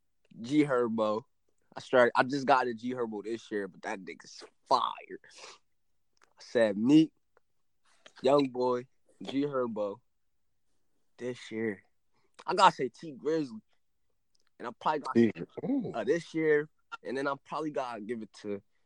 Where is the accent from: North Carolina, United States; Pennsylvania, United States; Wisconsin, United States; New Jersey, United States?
Pennsylvania, United States; Philadelphia; I'm from Philadelphia.